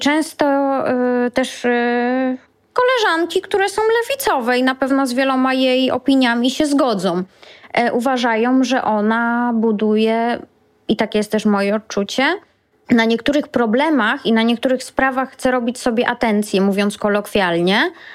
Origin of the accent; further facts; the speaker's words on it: Lower Silesian Voivodeship, Poland; pochodzę z Dolnego Śląska i jak chodziłam do wczesnej podstawówki, to u nas nie uczono w podstawówce angielskiego